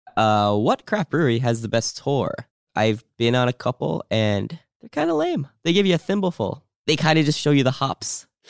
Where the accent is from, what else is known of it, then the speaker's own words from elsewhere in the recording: New Jersey, United States; I'm from New Jersey